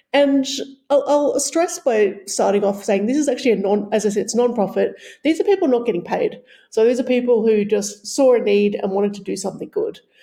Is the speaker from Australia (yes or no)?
yes; Australia; moved away; as an Australian who um, is, is not from Europe originally